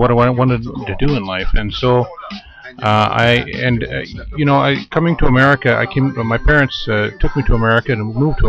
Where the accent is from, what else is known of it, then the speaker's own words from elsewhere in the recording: northern Japan, Japan; English is a second language; also born or lived in Tokyo, Japan; I'm from the country of Japan. I was born in Tokyo, but I grew up in the northern part of Japan.